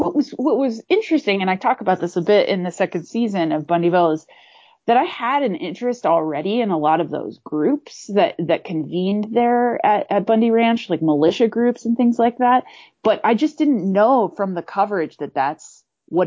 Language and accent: English; Portland, Oregon, United States; I grew up in Portland